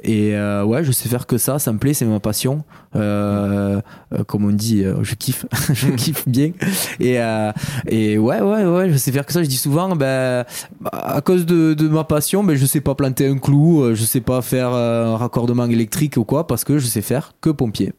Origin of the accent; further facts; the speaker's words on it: Béziers, Occitania, France; moved away as an adult; also born or lived in Paris; à l'âge de 18 ans, ben, j'ai quitté Béziers